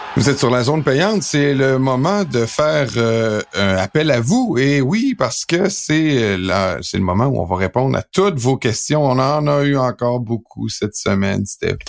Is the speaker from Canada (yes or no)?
yes; Quebec, Canada; also born or lived in Aix-en-Provence, France; quand je suis revenu au Québec, là, ça m'a pris plusieurs années de perdre mon accent français. Et euh, c'était un accent du midi